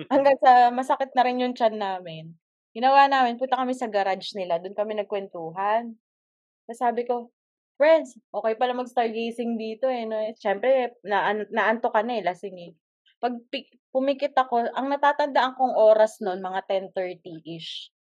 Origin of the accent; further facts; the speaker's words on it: Quezon City, Metro Manila, Philippines; ako taga QC